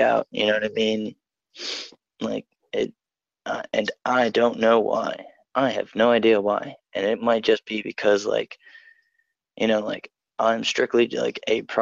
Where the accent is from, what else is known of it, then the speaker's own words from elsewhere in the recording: Newark, Delaware, United States; I'm from Delaware, Newark, Delaware